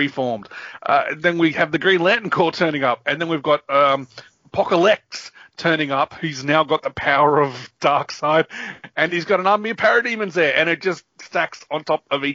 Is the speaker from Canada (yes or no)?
no; Australia; we're Australian